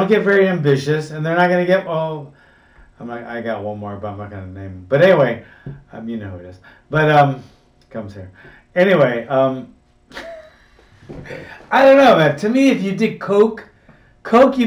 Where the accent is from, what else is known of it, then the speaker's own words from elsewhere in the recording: Hawaii, United States; since I was a little kid growing up in Hawaii